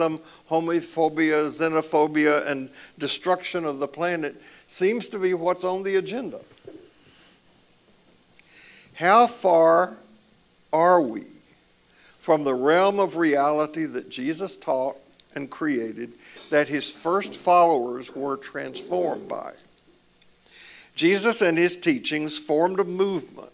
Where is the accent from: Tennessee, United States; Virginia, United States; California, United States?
Tennessee, United States; Columbia; When I was growing up in the church that I grew up in Columbia, Tennessee, in the South